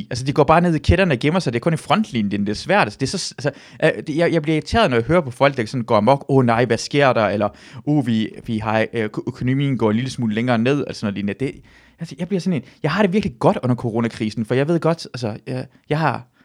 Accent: Southern Denmark, Denmark; jeg kommer jo fra Sønderjylland

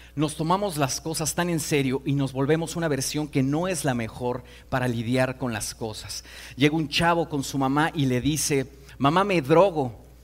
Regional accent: Mexico City, Mexico; vengo de Iztapalapa

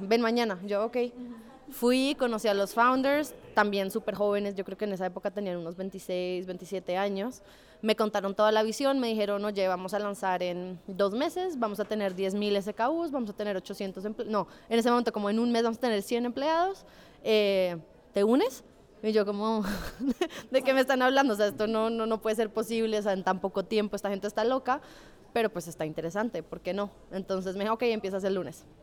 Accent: Colombia; moved away as an adult; also born or lived in Chile; now in Mexico; soy colombiana, tengo 30 años. Eh, llevo dos años y medio viviendo en México

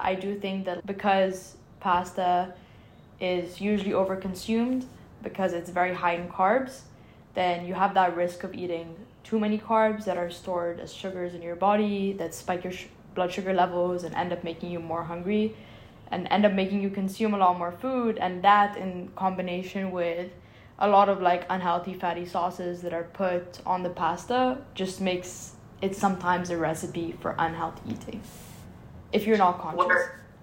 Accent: Cairo, Cairo Governorate, Egypt; moved away as an adult; now in Philadelphia, United States; I grew up in Cairo, Egypt

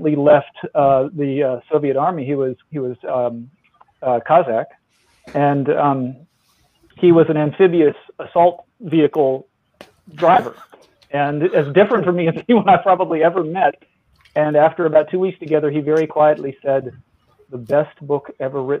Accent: the American South, United States; I'm a Southerner, you know, I'm a Southerner born in the late 60s

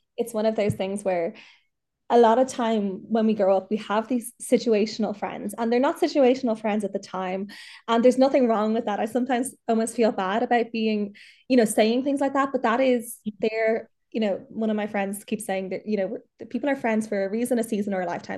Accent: Dublin, Leinster, Ireland; I'm from Dublin, but I'm, I'm in Mayo at the moment.

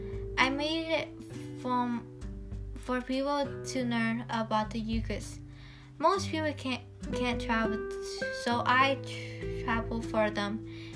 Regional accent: London, United Kingdom; I was born on May 3, 1999, London.

